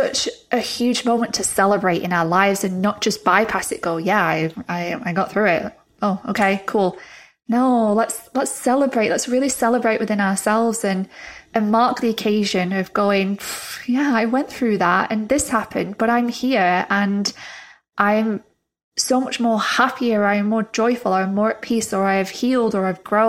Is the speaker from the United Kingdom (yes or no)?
yes; England, United Kingdom; moved away as an adult; also born or lived in Florida, United States; I moved back from Florida to England in January